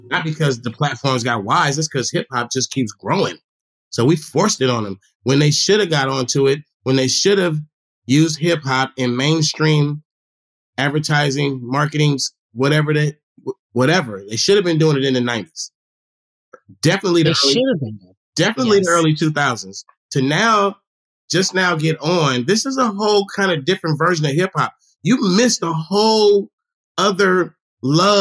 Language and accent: English; the Bay Area, California, United States; we're from the Bay